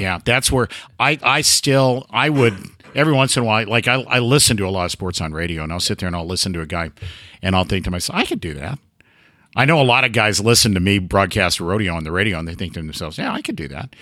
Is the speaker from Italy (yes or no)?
no; Oregon, United States; moved away as an adult; also born or lived in Pendleton, Oregon; now in Gainesville, United States; I was born and raised in Oregon, lived here the first 55 years of my life lived in Pendleton for 25 years.